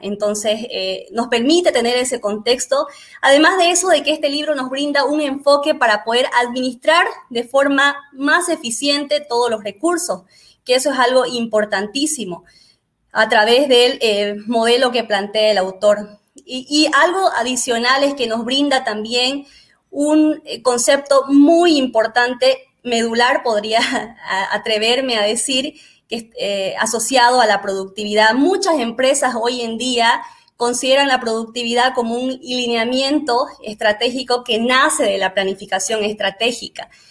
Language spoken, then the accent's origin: Spanish; Bolivia; soy boliviana